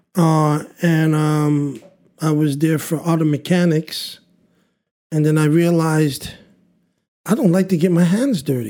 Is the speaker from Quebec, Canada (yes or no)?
yes; Montreal, Quebec, Canada; we grew up in Burgundy, and Burgundy is just downtown